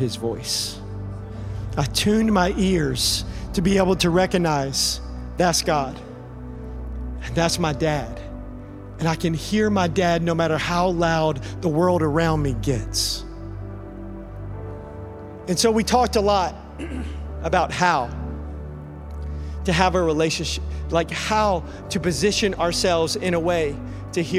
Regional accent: Middle Tennessee, United States; I grew up in Middle Tennessee

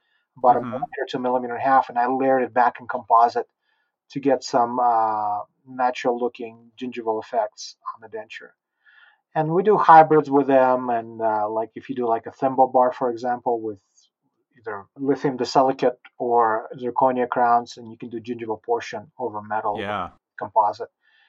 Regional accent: Utah, United States; I'm a Utah boy.

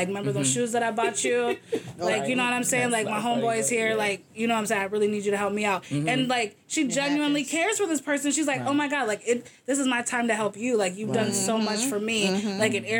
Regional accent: the South, United States; If I talk about growing up in the South

